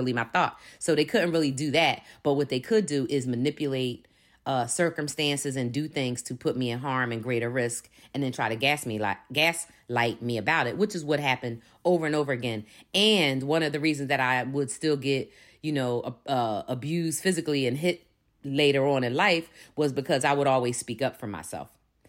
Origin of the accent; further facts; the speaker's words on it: Philadelphia, Pennsylvania, United States; born there; I'm a 53-year-old Black woman, and I was born in 1969 in Philadelphia, Pennsylvania.